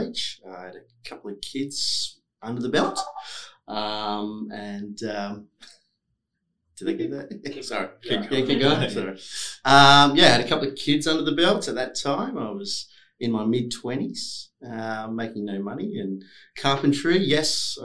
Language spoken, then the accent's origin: English; Forrestfield, Western Australia, Australia; also born or lived in Victoria Park, Western Australia; I grew up in Forestfield